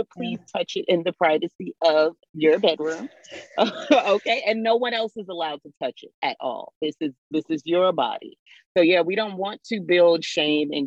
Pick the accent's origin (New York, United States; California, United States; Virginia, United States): New York, United States; moved away; I was raised in New York.